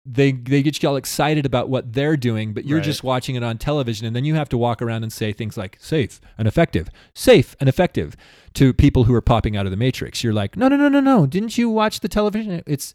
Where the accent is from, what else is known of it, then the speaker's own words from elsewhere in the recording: Utah, United States; Did you know that I'm from San Pete Valley, that I'm a farmer?